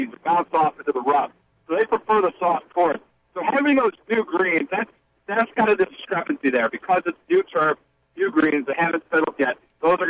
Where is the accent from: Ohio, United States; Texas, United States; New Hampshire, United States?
Ohio, United States; moved away; I'm originally from the West, not close, not right near Iowa, but I'm from Ohio.